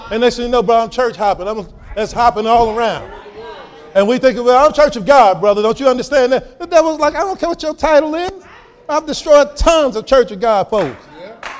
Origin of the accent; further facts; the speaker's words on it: Chicago, Illinois, United States; I grew up here in Chicago